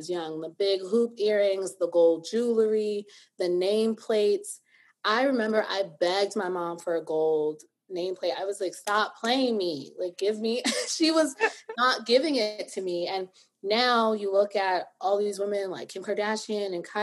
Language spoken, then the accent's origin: English; New York City, New York, United States; I grew up in the Bronx